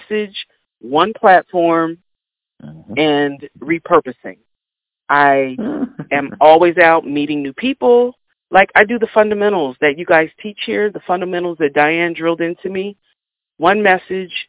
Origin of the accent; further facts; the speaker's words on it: Kansas, United States; I'm from Kansas